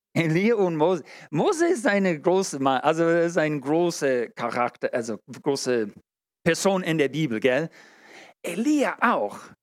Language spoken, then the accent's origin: German; United States; German is a second language; now in Germany; Ich als Amerikaner